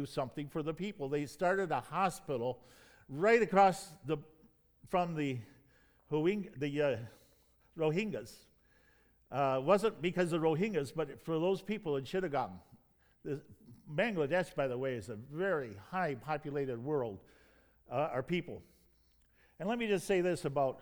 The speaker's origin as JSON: {"language": "English", "town": "Detroit", "region": "Michigan", "country": "United States", "tie": "born or raised there", "also_born_or_lived": "Greenville, South Carolina / Thailand", "moved": "as an adult", "said": "But I grew up in Detroit"}